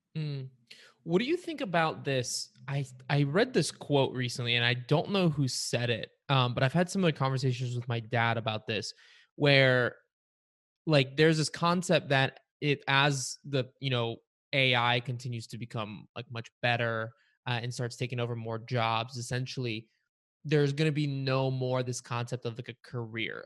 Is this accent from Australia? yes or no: no; Varna, Varna Province, Bulgaria; moved away; I was, I was born and I grew up in Varna, Bulgaria, which is, like, right on the coast